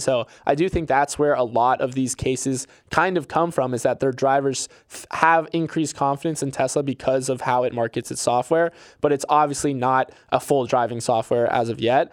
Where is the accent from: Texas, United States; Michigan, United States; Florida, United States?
Florida, United States; my home state of Florida